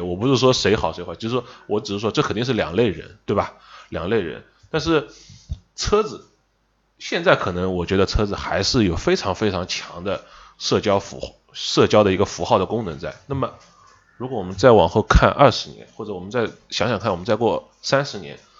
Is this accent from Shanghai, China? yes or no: yes; Shanghai, China; accent: Shanghainese; 我们上海话当老傻根儿